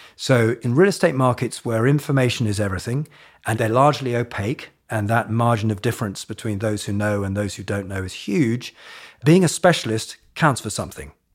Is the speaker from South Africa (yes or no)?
no; Hong Kong; moved away; I grew up in Asia, in Hong Kong